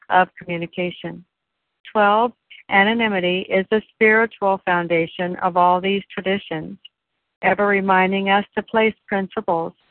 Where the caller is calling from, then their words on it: Washington, United States; I'm calling in from Washington State this morning.